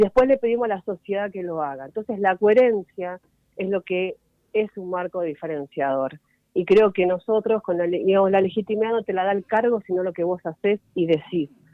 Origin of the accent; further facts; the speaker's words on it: Merlo, Buenos Aires Province, Argentina; soy de Merlo, así que también lo recorro mucho